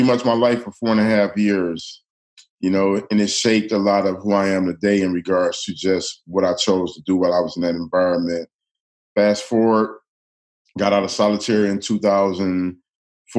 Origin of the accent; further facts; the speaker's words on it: Detroit, Michigan, United States; I grew up in the city of Detroit